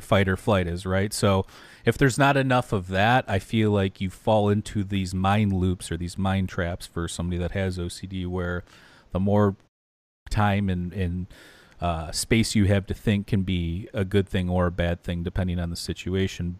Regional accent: Detroit, Michigan, United States; also born or lived in outside Chicago; now in Chicago area, United States; we're both from the Detroit area

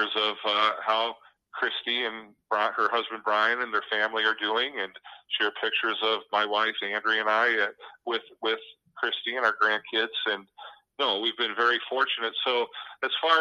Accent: United States; now in Washington, Iowa, United States; I'm originally from the Quad Cities area

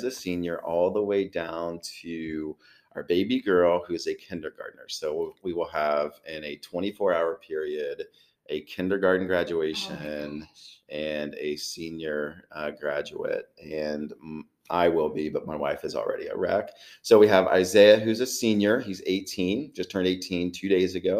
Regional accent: Chillicothe, Ohio, United States; I'm from Chillicothe. So born and raised

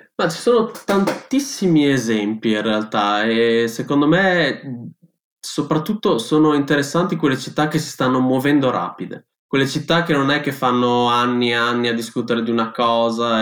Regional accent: Bologna, Emilia-Romagna, Italy; io vengo, sono di Bologna, abito in quell'orribile calderone che è la pianura padana

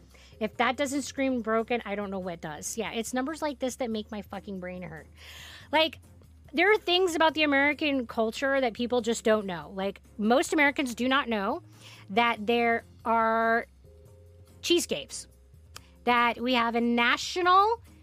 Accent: South Africa; I grew up in South Africa, and the harsh reality of life there is just so much more than I could ever communicate in a comment.

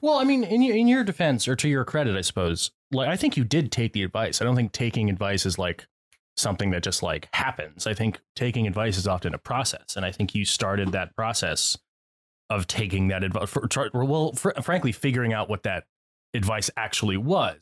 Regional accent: Connecticut, United States; I grew up in Connecticut

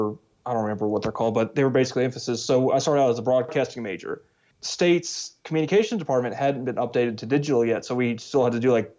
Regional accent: Decatur, Alabama, United States; moved away as an adult; also born or lived in Mississippi; I grew up in a small little town in North Alabama called Decatur

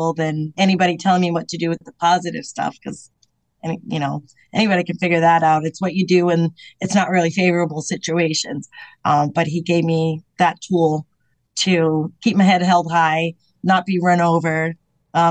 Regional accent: Portsmouth, New Hampshire, United States; also born or lived in Tucson, Arizona; I'm from New England where we're either shore towns, but very community-based

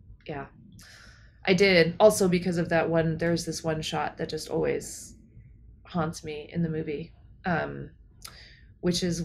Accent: New Mexico, United States; I grew up in New Mexico

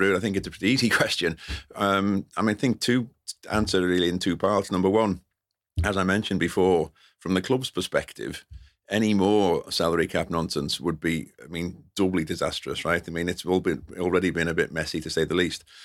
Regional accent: London, United Kingdom; I'm a North London boy.

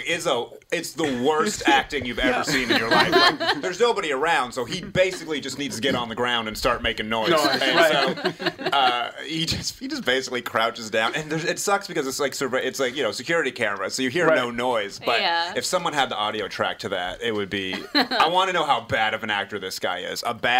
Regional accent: New England, United States; I'm from New England originally, so I welcome it.

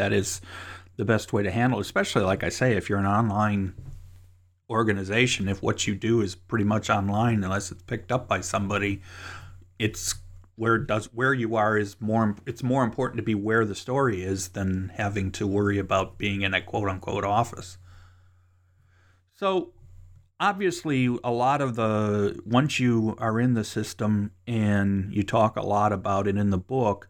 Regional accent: Cleveland, Ohio, United States; since that's my hometown, I found that interesting. So I will continue to be watching what comes out of that particular area, because having born and spent most of my years in the Cleveland area

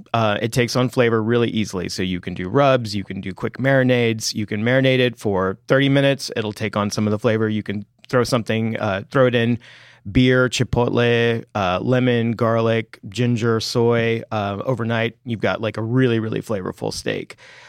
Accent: Texas, United States; I am from Texas.

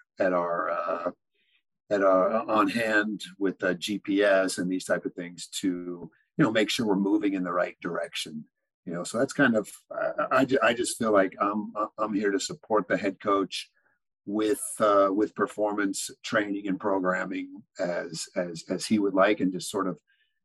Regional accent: Arizona, United States; moved away as an adult; also born or lived in Kansas / Mexico; I grew up in Arizona

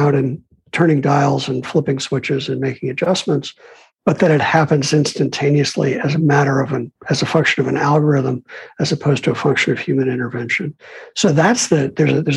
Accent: Chicago, Illinois, United States; also born or lived in New York; now in California, United States; I'm a kid from Chicago who lived in New York forever

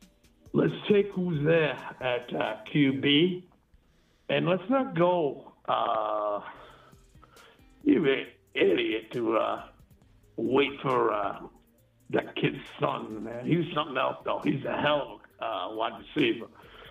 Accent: South Dakota, United States; I'm from South Dakota, and I think Drake May is the best.

